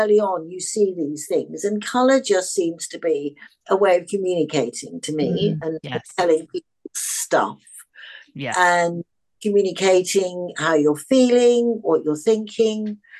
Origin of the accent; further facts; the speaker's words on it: Australia; born there; also born or lived in England / Africa / Europe; I was born in Australia and I've travelled a lot.